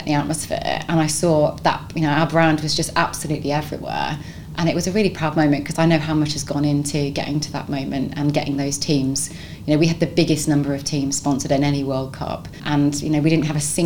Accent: London, United Kingdom; now in Nottingham, United Kingdom; I'm not from Nottingham. Nottingham's my adopted home. I'm actually from London originally

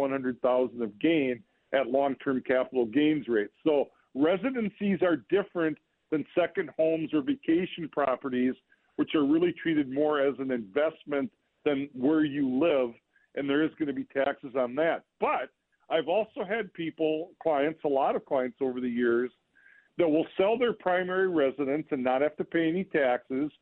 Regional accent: Olivia, Minnesota, United States; I grew up in Olivia, Minnesota, farm country

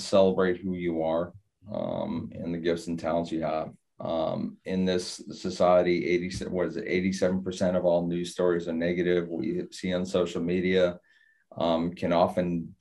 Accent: Boston, Massachusetts, United States; now in Florida, United States; I'm coming from Boston, and you know, I grew up in kind of an old school Italian and Irish neighborhood

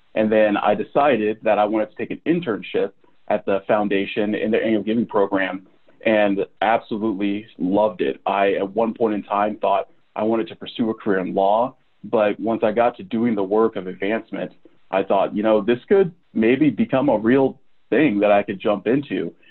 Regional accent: Manhattan, Kansas, United States; moved away as an adult; also born or lived in Madison, Wisconsin / Oklahoma; I grew up in the Little Apple.

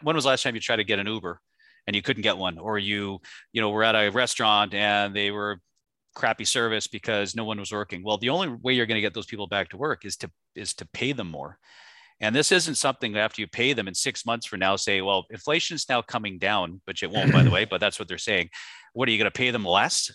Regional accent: Canada; now in United States; I grew up in Canada, so, you know, Canada, back when I was a child to what it is now, I now live in the United States

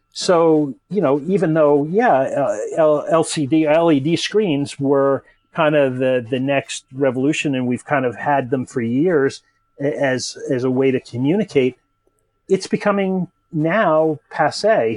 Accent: United States; moved away as an adult; now in Europe; I'm a an American native guy, you know, living in Europe now

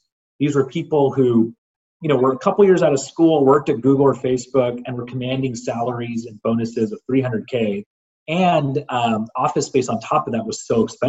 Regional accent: San Jose, California, United States; I grew up in San Jose, away from San Francisco.

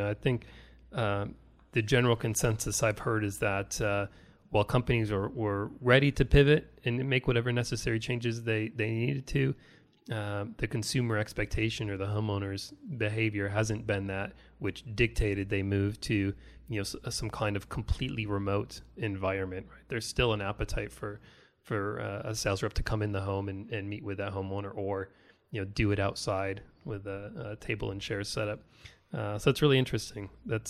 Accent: New York, United States; Now see, I'm originally from the Rochester Buffalo area, so I'm a big Bills fan up there.

